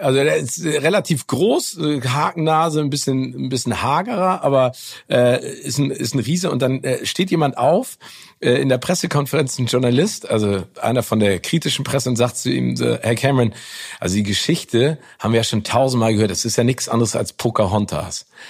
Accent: Hamburg, Germany; als Hamburger in Hamburg

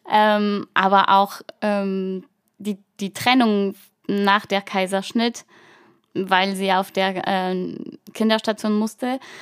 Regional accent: Brittany, France; German is a second language; moved away as an adult; now in Germany; Ich komme aus der Bretagne, ähm, und lebe in Deutschland seit, ähm, bald neun Jahren

